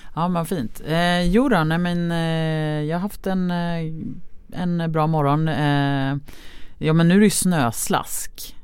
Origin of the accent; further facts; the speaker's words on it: Lidingö, Stockholm County, Sweden; Jag är ju uppvuxen på Lidingö